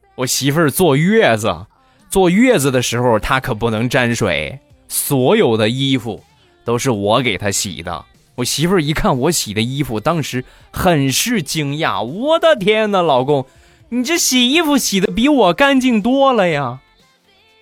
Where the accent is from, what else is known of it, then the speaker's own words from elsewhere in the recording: Rizhao, Shandong, China; 我们家乡的特产日照绿茶